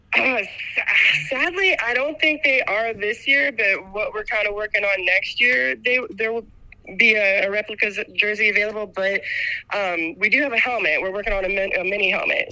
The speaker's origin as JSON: {"language": "English", "region": "West Virginia", "country": "United States", "tie": "born or raised there", "said": "I grew up in West Virginia"}